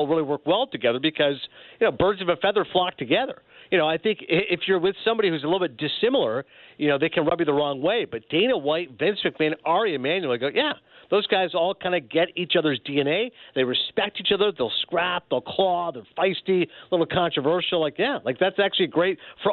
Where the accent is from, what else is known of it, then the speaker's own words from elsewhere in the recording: Toronto, Ontario, Canada; moved away; I was born in Toronto, went to Ryerson